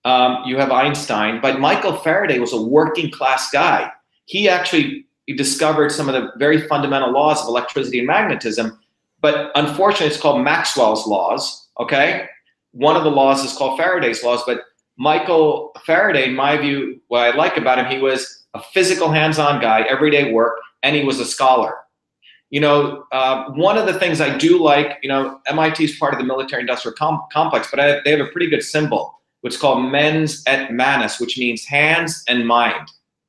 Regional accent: India; moved away; a guy who was an untouchable, you know, growing up in India, my parents meeting, my coming here

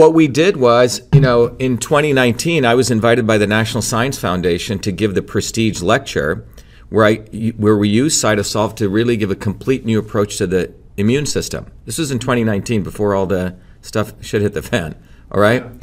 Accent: New Jersey, United States; also born or lived in India; So when I came to the United States in nineteen seventy, I settled in New Jersey, came here when I was seven

